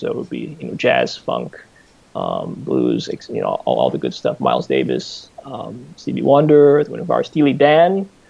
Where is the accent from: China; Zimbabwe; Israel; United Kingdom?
China; moved away; also born or lived in Hawaii, United States; I was born in Hawaii, after that, when I was 5 or 6, naturally my parents wanted, well, especially my father, he was quite adamant that we should move to China.